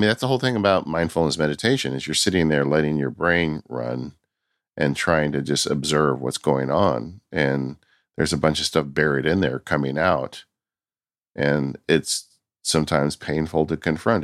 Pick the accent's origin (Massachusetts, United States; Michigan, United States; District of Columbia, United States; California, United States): California, United States; I'm from California